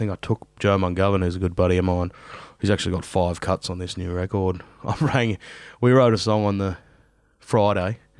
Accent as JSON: {"language": "English", "country": "Australia", "said": "I'm very Australian"}